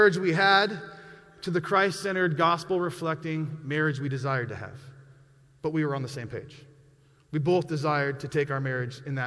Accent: Montana, United States; I was born and raised in Montana

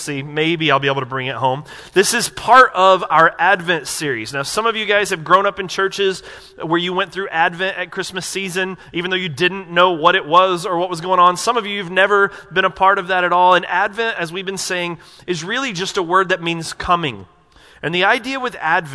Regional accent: Asheville, North Carolina, United States; I grew up in Asheville, North Carolina, and my whole family lived within about 20 minutes of where I lived

